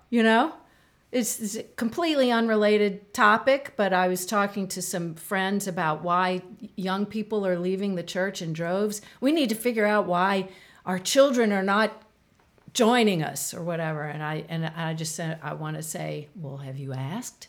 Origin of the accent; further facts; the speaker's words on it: United States; I'm an American.